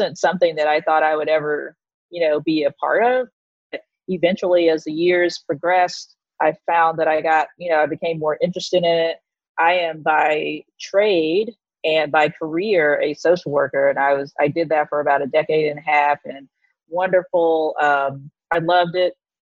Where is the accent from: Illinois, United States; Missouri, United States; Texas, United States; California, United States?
Texas, United States; moved away as an adult; now in New York City, United States; I'm originally from Texas, the great red state of Texas